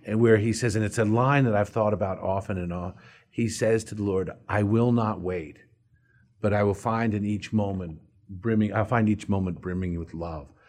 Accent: McLean, Virginia, United States; also born or lived in Washington, D.C.; I grew up in McLean, Virginia

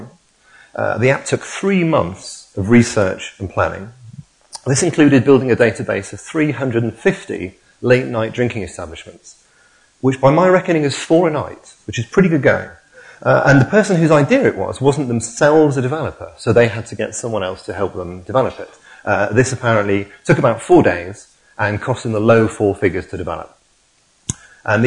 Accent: Hull, Yorkshire and the Humber, United Kingdom; now in Leamington Spa, United Kingdom; my hometown football club, Hull City

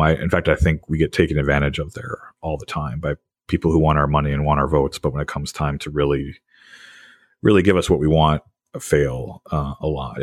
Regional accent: Wisconsin, United States; moved away as an adult; now in New Jersey, United States; I grew up in Wisconsin

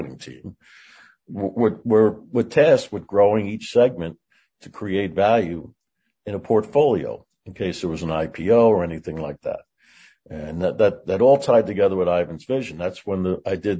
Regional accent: Long Island, New York, United States; I grew up on Long Island.

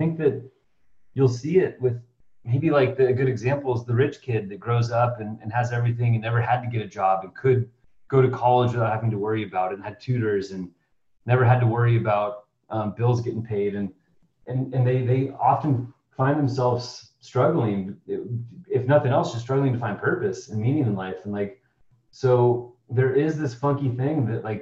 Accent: Seattle, Washington, United States; I was born in the Pacific Northwest in Seattle, Washington, and grew up there as well.

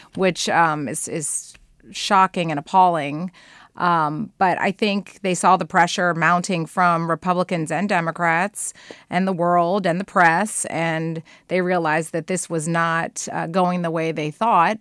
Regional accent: United States; as an American

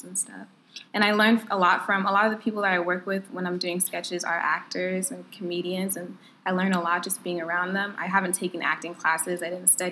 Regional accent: San Jose, California, United States; I'm from the Bay Area

